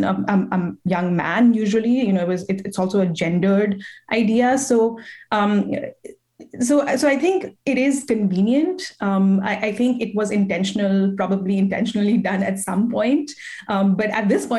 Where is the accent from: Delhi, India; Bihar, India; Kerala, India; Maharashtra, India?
Delhi, India; New Delhi; now in United States; I am Indian, and I am an immigrant myself.